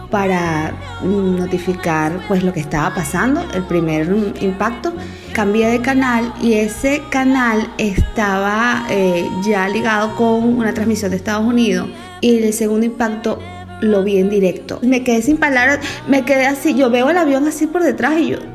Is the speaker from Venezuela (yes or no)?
yes; Venezuela; recuerdo que era en la mañana, estaba viendo un programa de variedades en mi país, Venezuela.